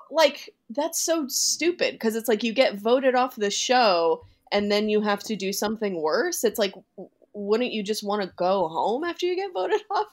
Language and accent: English; Boston, Massachusetts, United States; I'm from the Boston area